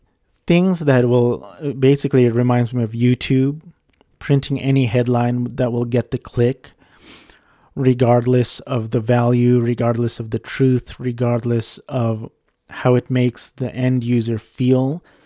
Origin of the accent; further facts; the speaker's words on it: Philippines; it was by the Filipino guy, because I'm Filipino.